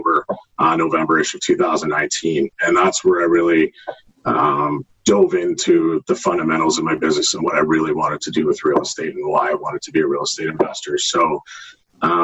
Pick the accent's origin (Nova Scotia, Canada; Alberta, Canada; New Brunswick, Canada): Nova Scotia, Canada; Halifax; moved away as an adult; also born or lived in St. Catharines, Ontario; now in Stoney Creek, Canada; I'm originally from Halifax, Nova Scotia. I moved here back in 2004 for work.